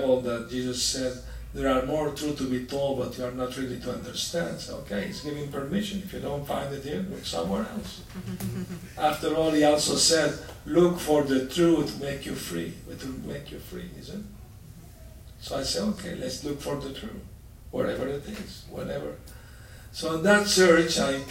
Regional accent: Aleppo, Aleppo Governorate, Syria; moved away; I was born in Aleppo, Syria, Middle East.

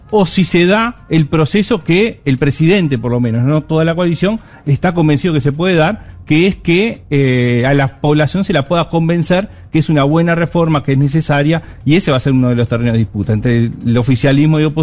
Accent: Uruguay; Soy … de Uruguay

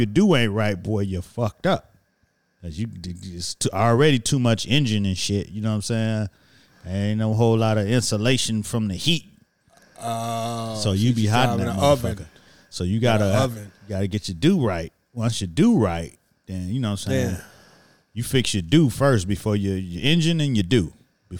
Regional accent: Miami, Florida, United States; But I'm from Miami, and I go for too cold than anything.

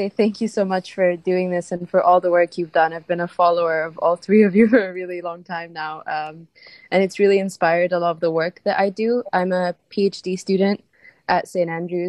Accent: Egypt; I'm from Egypt

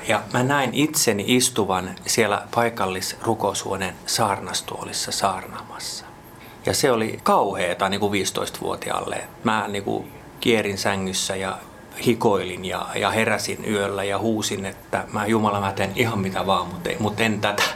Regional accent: Jakobstad, Ostrobothnia, Finland; first language Swedish; Finnish is a second language; moved away as an adult; also born or lived in Vaasa / Espoo; now in Helsinki, Finland; syntynyt Pietarsaaressa – ja siitäkin voi ymmärtää, että olen täysin ruotsinkielinen

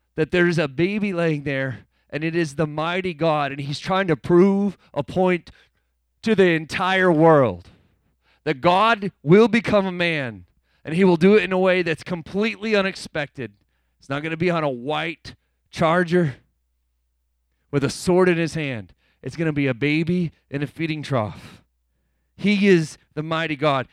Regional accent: United States; I'm an American citizen

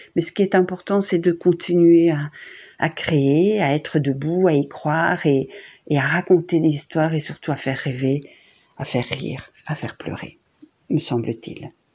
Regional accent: Borinage, Wallonia, Belgium; mon enfance à Quem, euh, dans le Borinage

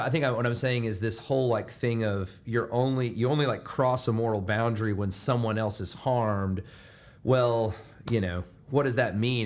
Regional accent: Alabama, United States; my hometown being from Alabama

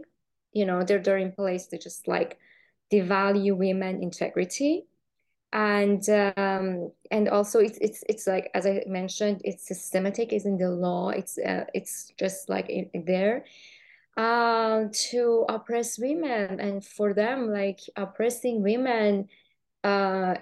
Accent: Iran; moved away as an adult; also born or lived in Los Angeles; I'm from Iran, and I lived in Iran for like 20, 30 years

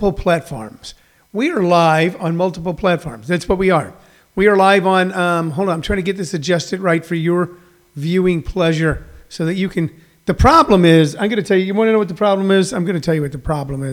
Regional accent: Midwest, United States; moved away; where I grew up in the Midwest

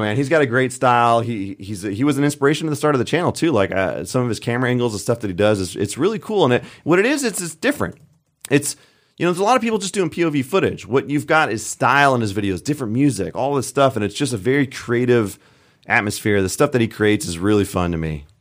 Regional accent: California, United States; moved away as an adult; also born or lived in Colorado; I originally grew up in California

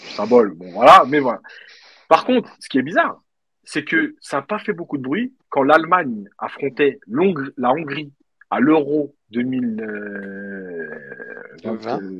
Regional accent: Algeria; en tant qu'Algérien

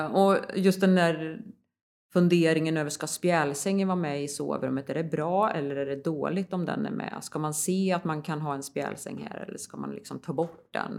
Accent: Västergötland, Västra Götaland, Sweden; moved away; also born or lived in Värmland; Jag kommer ju från Västergötland från början

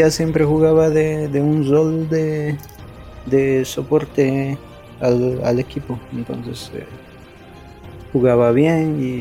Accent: Bolivia; now in United States; soy boliviano. Vivo en Estados Unidos

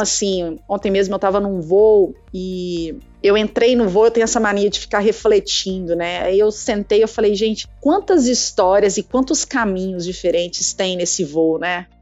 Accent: Minas Gerais, Brazil; accent: mineirês; now in Campinas, Brazil; esse sotaque meu é porque eu sou de Minas, tá, gente? Eu sou mineira e eu carrego mesmo

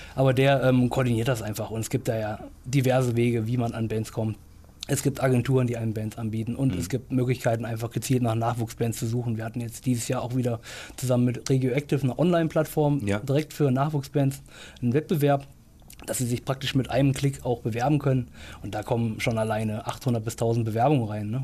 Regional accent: Baunatal, Hesse, Germany; moved away as an adult; also born or lived in Göttingen; now in Lörrach, Germany; ich komme ursprünglich aus Baunatal

